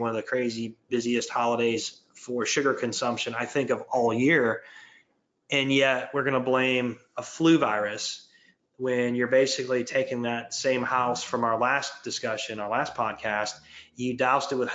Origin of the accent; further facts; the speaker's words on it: Michigan, United States; I grew up in Michigan, so you had to put more layers on.